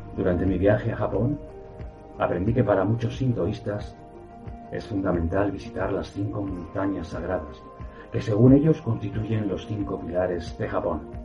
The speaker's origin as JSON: {"language": "Spanish", "town": "Madrid", "region": "Community of Madrid", "country": "Spain", "tie": "born or raised there", "said": "Yo soy de Madrid"}